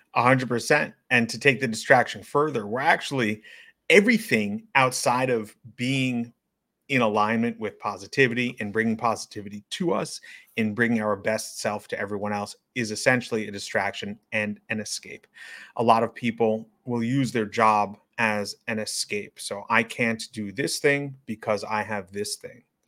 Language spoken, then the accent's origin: English; New York City, New York, United States; As a resident of New York City, as someone who was born and raised in New York City